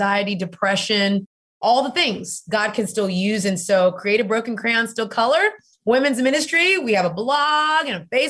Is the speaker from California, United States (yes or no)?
no; Houston, Texas, United States; now in Atlanta, United States; I'm originally from Houston, Texas